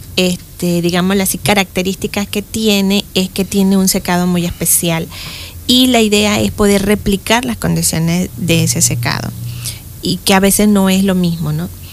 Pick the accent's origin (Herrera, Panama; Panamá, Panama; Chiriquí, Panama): Chiriquí, Panama; Boquete; also born or lived in Spain; soy de Boquete, eh, nací en Boquete y en aquellos tiempos en que las mamás tenían los hijos en la casa